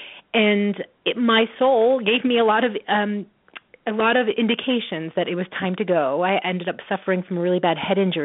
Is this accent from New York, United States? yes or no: yes; New York, United States; now in Oregon, United States; I'm from New York